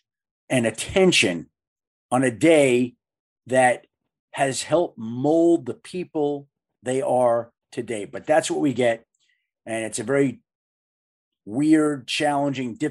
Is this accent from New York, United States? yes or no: yes; Bellmore, New York, United States; my dear friends growing up in Belmore, New York, on Long Island